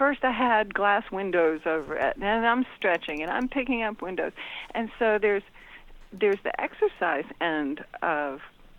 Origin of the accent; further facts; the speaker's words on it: Gulf Coast, United States; moved away; I grew up on the Gulf Coast.